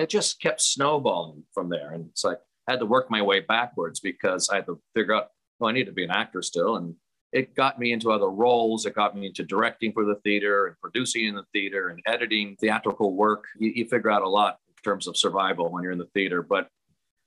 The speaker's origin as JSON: {"language": "English", "town": "Sierra Madre", "region": "California", "country": "United States", "tie": "born or raised there", "said": "I'm in my hometown of Sierra Madre at St. Rita's Church Hall."}